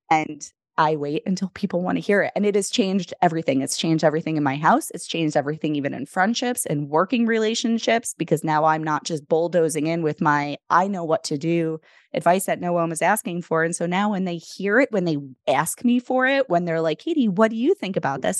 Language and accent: English; New York City, New York, United States; what hospital I was born at in the Bronx